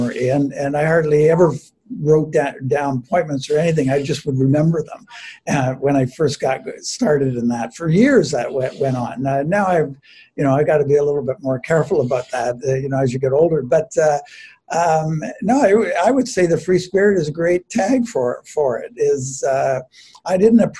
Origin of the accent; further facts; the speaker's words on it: Mississauga, Ontario, Canada; moved away as an adult; also born or lived in Orton, Ontario; I grew up down near Port Credit.